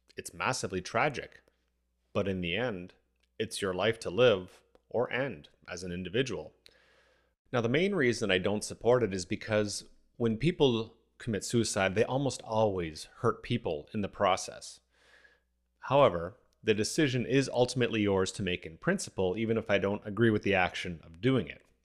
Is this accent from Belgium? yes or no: no; Canada; As a Canadian